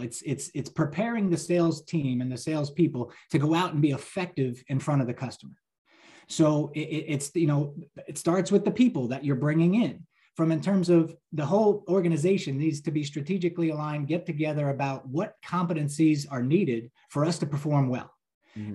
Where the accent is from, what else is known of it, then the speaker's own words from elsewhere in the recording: New Jersey, United States; I'm a lifelong New Jersey resident